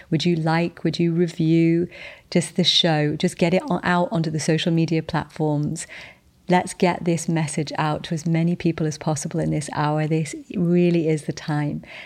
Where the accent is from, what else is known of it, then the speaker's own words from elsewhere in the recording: United Kingdom; I'm British